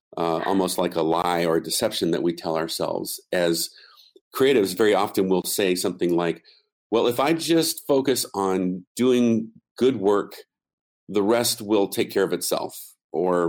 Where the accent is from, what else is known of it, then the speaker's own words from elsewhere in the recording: United States; first language English; being an American, I really only speak English very well